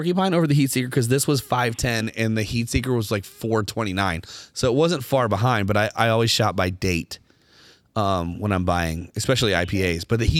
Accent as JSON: {"language": "English", "town": "Cincinnati", "region": "Ohio", "country": "United States", "said": "But we're from Cincinnati, so we're all big fans."}